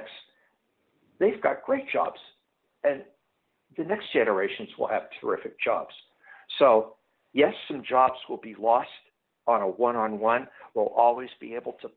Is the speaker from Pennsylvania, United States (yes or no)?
yes; Pittsburgh, Pennsylvania, United States; moved away as an adult; now in Chicago, United States; I grew up in Pittsburgh